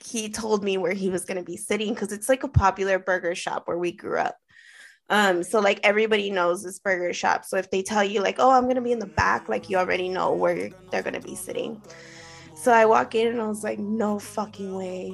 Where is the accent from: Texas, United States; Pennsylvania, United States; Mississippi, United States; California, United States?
California, United States; Los Angeles; growing up in East